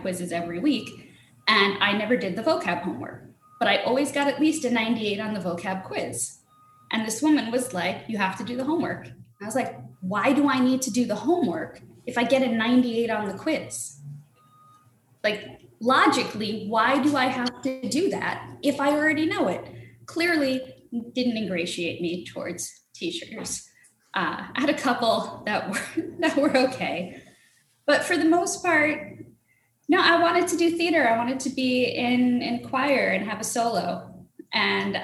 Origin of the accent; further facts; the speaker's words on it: New Jersey, United States; also born or lived in Brooklyn, New York / Rosedale, Queens, New York / Boston; I grew up in New York, New Jersey.